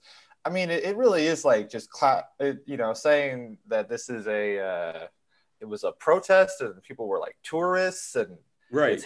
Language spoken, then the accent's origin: English; San Francisco, California, United States; I'm from San Francisco